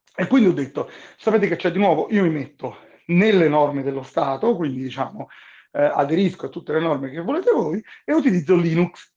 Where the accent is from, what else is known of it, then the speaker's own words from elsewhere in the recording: Italy; moved away as an adult; also born or lived in Rome; now in Bahamas; come italiani che nati e cresciuti in Italia